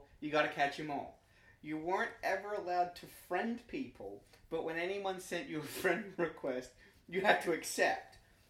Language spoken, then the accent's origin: English; Australia; now in Canada; I'm an Australian living in Canada